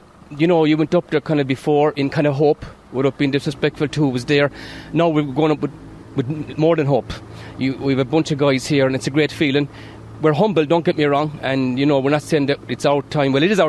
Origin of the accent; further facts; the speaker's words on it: Patrickswell, County Limerick, Ireland; And seriously, yeah, I was born and raised in Patrickswell. Played my hurling in Patrickswell all my life, but moved to Han about 24 years ago.